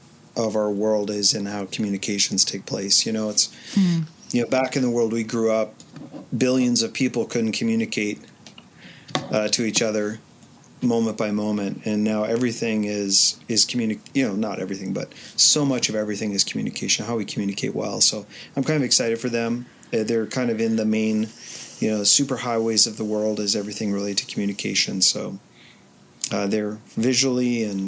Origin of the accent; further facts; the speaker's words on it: Niagara area, Ontario, Canada; I'm a kid from a small town in Ontario. I grew up in Shorkston, a tiny